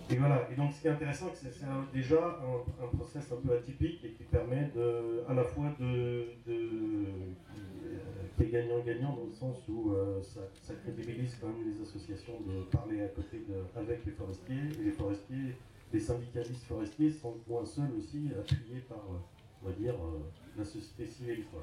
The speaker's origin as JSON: {"language": "French", "region": "Bourgogne-Franche-Comté", "country": "France", "said": "je viens du Morvan"}